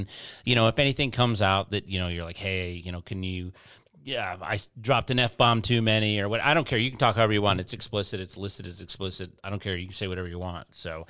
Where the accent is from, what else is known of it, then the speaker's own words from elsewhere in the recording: United States; I'm a meat eater. I'm an American man. I'm a mechanic.